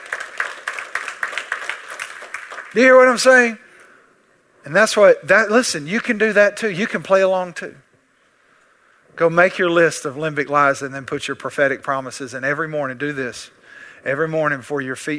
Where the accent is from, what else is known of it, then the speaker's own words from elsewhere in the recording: East Texas, United States; I'm from East Texas